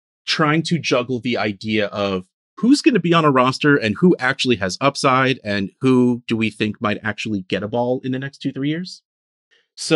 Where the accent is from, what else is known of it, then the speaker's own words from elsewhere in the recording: New Jersey, United States; I'm from New Jersey